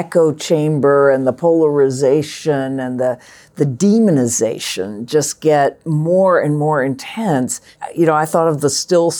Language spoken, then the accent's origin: English; Charlottesville, Virginia, United States; I grew up in Charlottesville